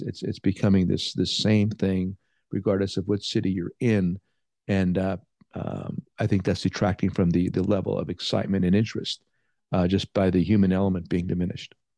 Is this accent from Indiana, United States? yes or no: no; Pennsylvania, United States; moved away; also born or lived in Chicago; I'm from Pennsylvania. I've lived in a lot of places